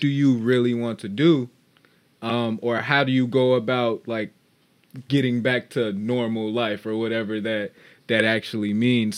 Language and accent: English; Chicago, Illinois, United States; from the Chicagoland area, born and raised